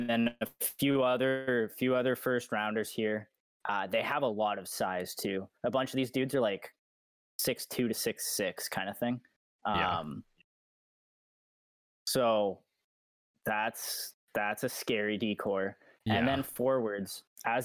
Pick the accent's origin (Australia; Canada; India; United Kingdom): Canada; as a Canadian